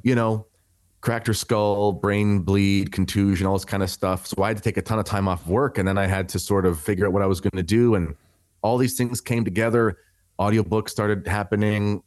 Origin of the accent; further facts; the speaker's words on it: Canada; I am a Canadian